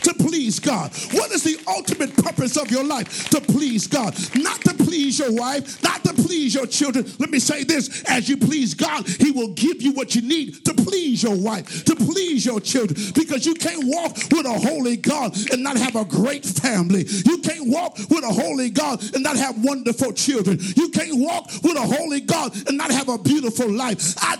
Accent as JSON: {"language": "English", "town": "New York City", "region": "New York", "country": "United States", "tie": "born there", "said": "I was born in New York City on a Monday."}